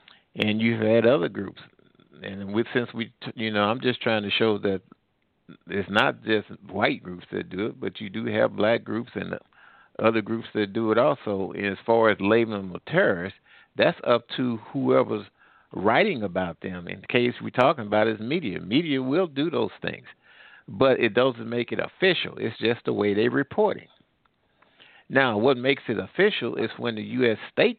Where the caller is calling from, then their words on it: Missouri, United States; we're calling from Missouri right now